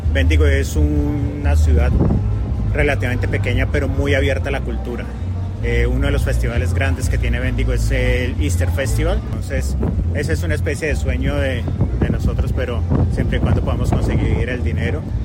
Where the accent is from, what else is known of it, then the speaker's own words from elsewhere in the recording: Colombia; now in Australia; yo soy colombiano